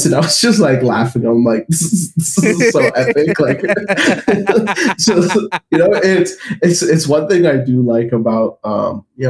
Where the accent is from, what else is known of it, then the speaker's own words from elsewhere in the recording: Toronto, Ontario, Canada; I grew up in Canada, so winters were cold.